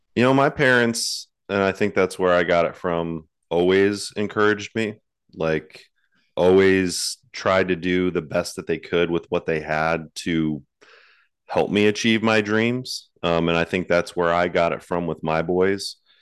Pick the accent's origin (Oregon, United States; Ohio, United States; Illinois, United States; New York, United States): Ohio, United States; Cleveland; moved away as an adult; also born or lived in Texas; So I grew up in Cleveland, Ohio, up north